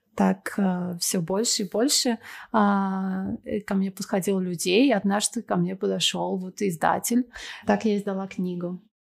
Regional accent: Russia; moved away as an adult; also born or lived in Moscow, Russia; now in Argentina; душа у меня русская

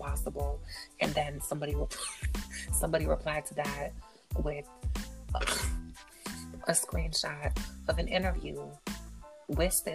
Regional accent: Miami, Florida, United States; I'm from Miami.

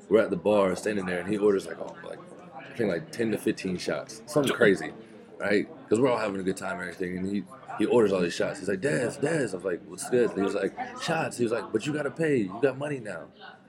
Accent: Jacksonville, Florida, United States; the Jags, my hometown team.

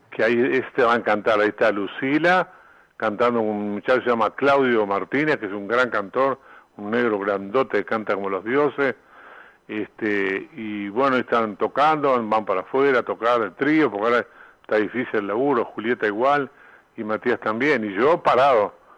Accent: Uruguay; moved away as an adult; also born or lived in Argentina / Mexico; yo vine a Uruguay cantidad de veces, estuve 23 años afuera y venía a tocar acá

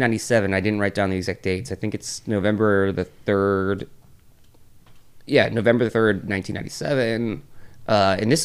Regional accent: East Coast, United States; I grew up in the East Coast

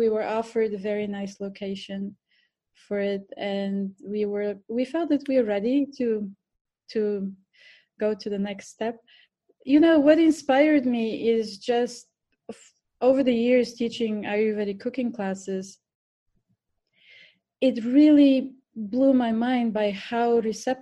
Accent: Bulgaria; English is a second language; moved away as an adult; also born or lived in India; now in New York, United States; I was born in Bulgaria, so this is my accent. Mm-hmm. I grew up in Bulgaria for the first 25 years of my life

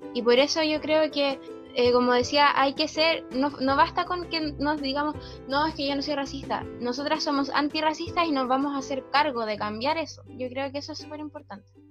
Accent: Villa Alemana, Valparaíso, Chile; also born or lived in Antofagasta; yo nací en Antofagasta en realidad nací allá por temas como de que mis papás se fueron por el, por el trabajo de mi papá, pero yo me vine también muy chica a Vía Alemana

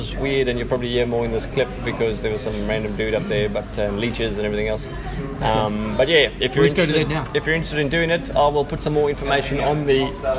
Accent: South Africa; now in Cairns, Australia; I'm South African

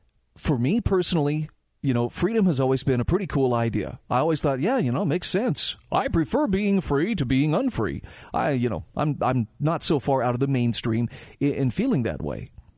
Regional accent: United States; born there; Yeah, man, I was born in America. I'm always going to be free.

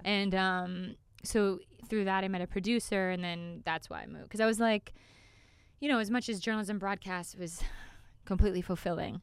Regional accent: Calgary, Alberta, Canada; I'm from Cal-, Calgary, Canada

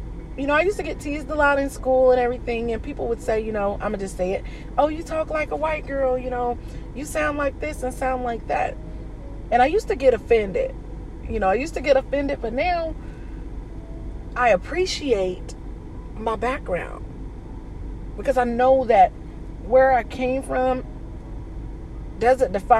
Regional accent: Indianapolis, Indiana, United States; moved away as an adult; also born or lived in Dayton, Ohio; I was born in Dayton, Ohio, but I was raised in Indianapolis, Indiana, up until like the age of about 18

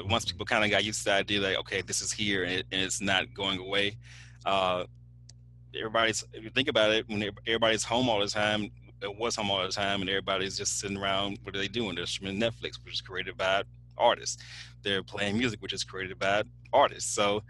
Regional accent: Alexandria, Louisiana, United States; I grew up in Alexandria

